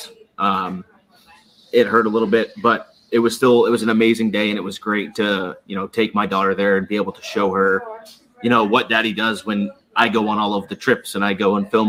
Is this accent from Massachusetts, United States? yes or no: yes; Boston, Massachusetts, United States; moved away as an adult; also born or lived in San Diego; now in Orlando, United States; I'm not from San Diego. I was stationed in San Diego. That's where we met when I was in the Navy. Yeah. I used to live there for sure. From Boston, though. But I'm down in Orlando